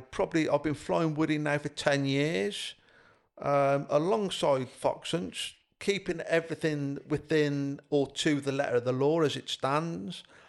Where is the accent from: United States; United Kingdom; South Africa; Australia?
United Kingdom; Highley, West Midlands; also born or lived in Evesham; where I grew up in Highley, Bybridge North